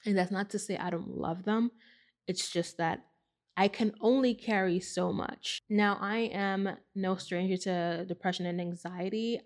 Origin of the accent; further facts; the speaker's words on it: New York City, New York, United States; I grew up in the Bronx